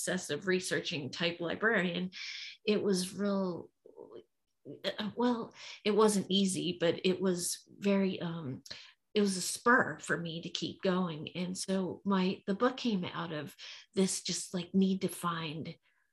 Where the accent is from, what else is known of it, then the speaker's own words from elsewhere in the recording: Philadelphia, Pennsylvania, United States; I was growing up in Philadelphia